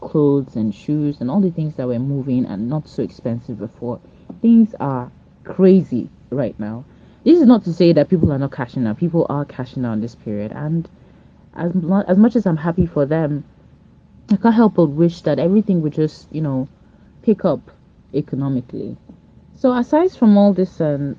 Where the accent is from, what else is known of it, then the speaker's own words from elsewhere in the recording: Delta, Nigeria; also born or lived in Lagos State; now in Lagos, Nigeria; I'm originally from Delta State, but I live in Lagos State.